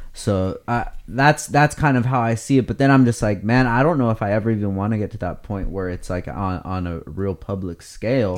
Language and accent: English; Oxnard, California, United States; when I was growing up in Oxnard